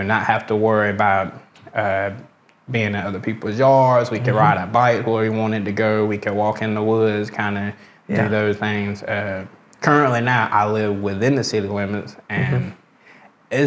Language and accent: English; Americus, Georgia, United States; I was born, raised here, been here all my life.